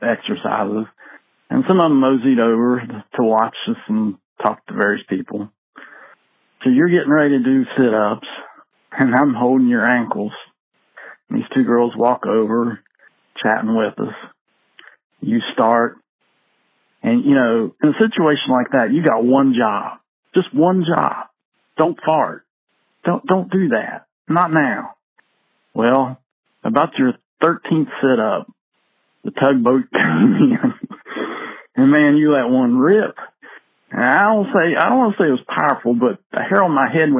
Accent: Dunbar, United States; in Dunbar

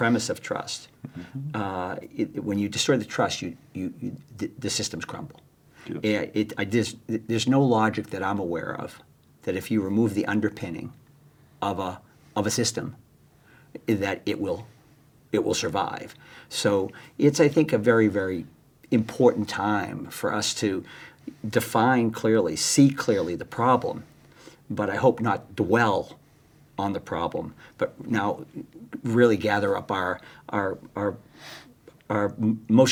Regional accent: Boston, Massachusetts, United States; growing up in Boston, large Irish Catholic family, seven kids

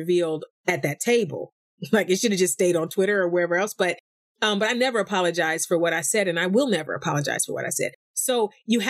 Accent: East Cleveland, Ohio, United States; from East Cleveland

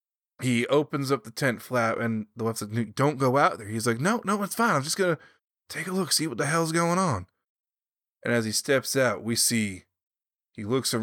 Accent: the South, United States; Well, I'm from the South, and I'm not...

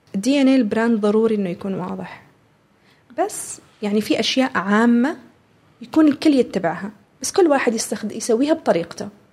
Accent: Oman; هذه هويتنا احنا كعمانيين

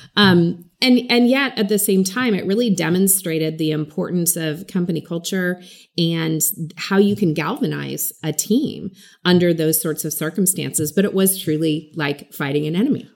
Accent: California, United States; growing up in California

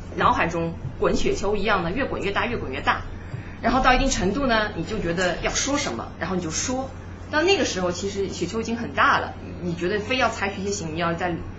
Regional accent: Suzhou, Jiangsu, China; moved away; 我是苏州的，我们苏州有些寺庙嘛

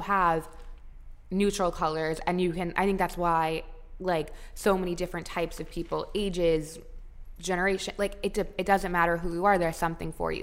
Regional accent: Palm Beach, Florida, United States; We grew up in Palm Beach

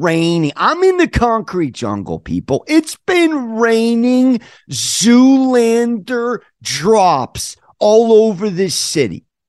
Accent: San Diego, California, United States; now in New York City, United States; I'm from San Diego

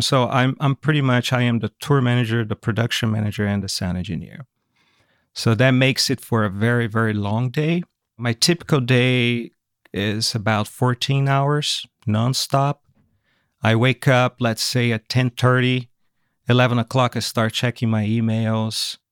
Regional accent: São Paulo, Brazil; English is a second language; moved away as an adult; also born or lived in California, United States; now in United States; Grew up in São Paulo, Brazil. I was raised there and lived there until I was twenty-nine years old. That's when I moved to America, to California in nineteen ninety-nine

